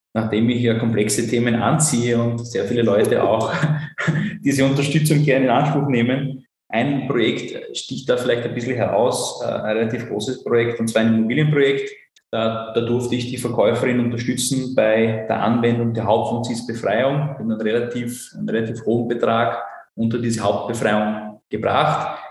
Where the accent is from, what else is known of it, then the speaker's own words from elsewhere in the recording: Burgenland, Austria; accent: Burgenländisch; first language German; moved away; Ich bin ursprünglich äh, aus dem Burgenland